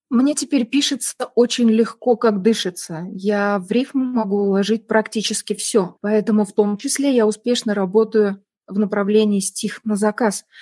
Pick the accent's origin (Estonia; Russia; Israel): Estonia; Tallinn, Harju County; first language Russian; Я из Сталина, мне 48 лет